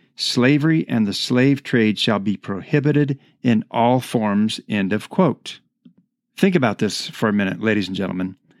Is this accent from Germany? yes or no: no; United States; I am an American citizen